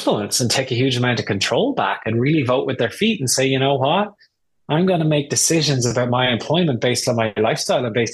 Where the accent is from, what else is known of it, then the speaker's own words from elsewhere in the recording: Ireland; moved away as an adult; also born or lived in United Kingdom / Germany / Washington, D.C.; now in United States; I'm Irish. I grew up in Ireland